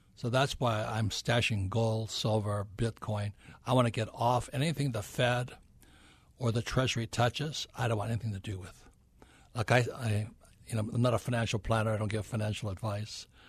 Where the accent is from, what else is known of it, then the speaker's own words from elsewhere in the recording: Hilo, Hawaii, United States; moved away as an adult; also born or lived in New York City; I'm from Hilo, Hawaii, where nobody's ever heard of it